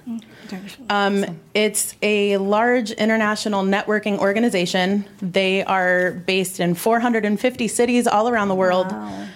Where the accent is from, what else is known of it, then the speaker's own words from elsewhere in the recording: Ohio, United States; I'm from Ohio.